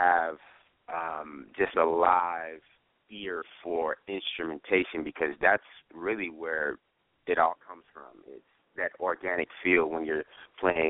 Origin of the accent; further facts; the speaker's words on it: New York, United States; now in Atlanta, United States; I'm from New York